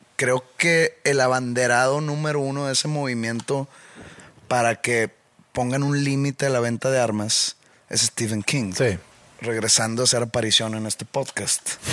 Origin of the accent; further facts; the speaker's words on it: Mexico; soy latino o soy mexicano